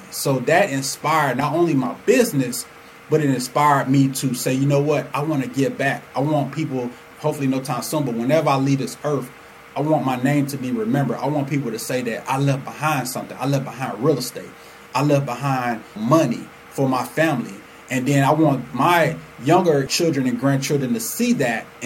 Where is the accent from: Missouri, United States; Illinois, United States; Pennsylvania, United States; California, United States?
Illinois, United States; Chicago; now in Atlanta, United States; I'm originally from Chicago. So my grandfather was the reason, and he was the financial backing behind my mom and dad moving us to Atlanta.